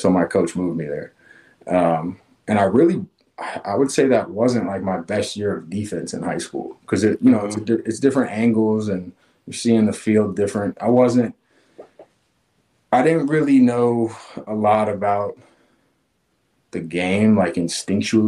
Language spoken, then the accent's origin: English; Knoxville, Tennessee, United States; also born or lived in Augusta, Georgia; I was born in Augusta, Georgia, and okay. I was there for about 5 years with my family. So, you know, just remember playing in the neighborhood, but most of my upbringing was in Knoxville, and was here all the way through high school.